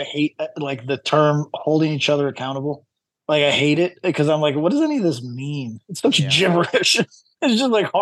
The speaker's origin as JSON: {"language": "English", "country": "United States", "moved": "yes", "said": "I come from the United States"}